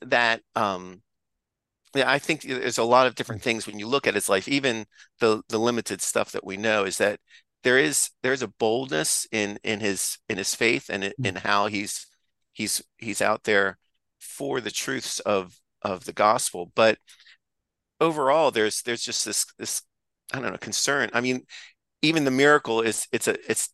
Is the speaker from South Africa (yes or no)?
no; United States; I'm an American